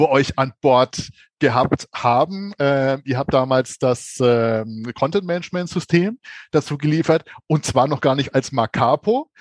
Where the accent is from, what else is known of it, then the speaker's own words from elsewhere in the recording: Bavaria, Germany; ich bin ja Franke. So, das heißt, ähm, als Franke hat man ja eine genetisch ähm, veranlagte Neigung ähm, zum Hopfenkaltgetränk.